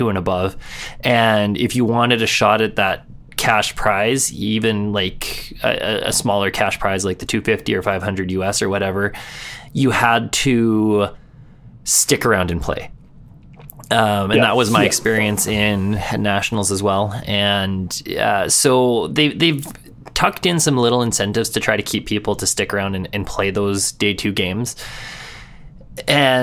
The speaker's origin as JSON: {"language": "English", "town": "Edmonton", "region": "Alberta", "country": "Canada", "tie": "born or raised there", "said": "my hometown here in Edmonton."}